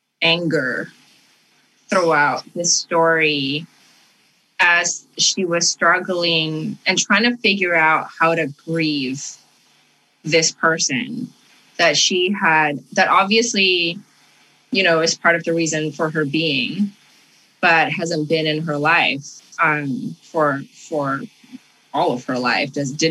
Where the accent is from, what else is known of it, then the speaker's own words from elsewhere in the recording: Canada; also born or lived in Indonesia; I grew up in Canada, and sort of all of the things that my parents had suppressed while we were living in Indonesia